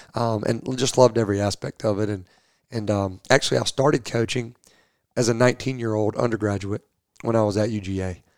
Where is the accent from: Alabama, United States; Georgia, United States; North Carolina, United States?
Georgia, United States; Rome; moved away as an adult; now in Louisville, United States; I'm from Rome, Georgia, uh, originally, which is uh, Northwest Georgia